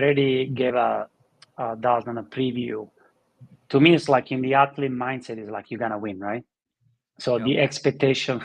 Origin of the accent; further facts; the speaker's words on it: Italy; moved away; In Italy, we grew up with watching Sylvester Stallone and the Rocky movies in Philadelphia